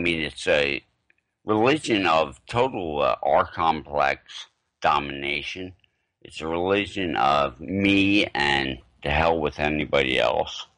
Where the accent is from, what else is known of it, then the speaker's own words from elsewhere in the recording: Arden, Delaware, United States; also born or lived in Philadelphia, Pennsylvania; my mother and a lot of people I grew up with in Arden, Delaware